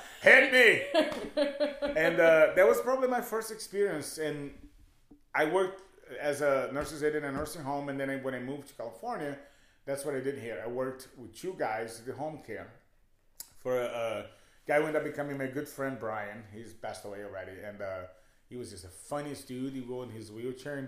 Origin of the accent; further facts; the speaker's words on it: Brazil; moved away as an adult; also born or lived in Hollywood, Los Angeles / Echo Park, Los Angeles; now in Los Angeles, United States; growing up in Brazil, as a gay little boy, it's not always fun.